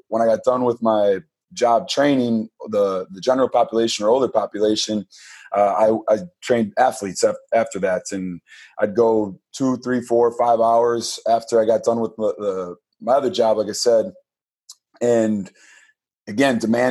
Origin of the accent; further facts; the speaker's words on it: Pewaukee, Wisconsin, United States; the community that I grew up in Pewaukee, Wisconsin